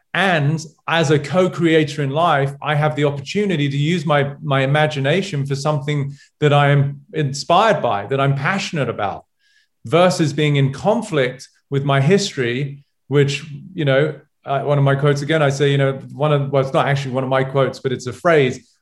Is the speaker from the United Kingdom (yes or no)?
yes; England, United Kingdom; moved away; one of my buddies from England growing up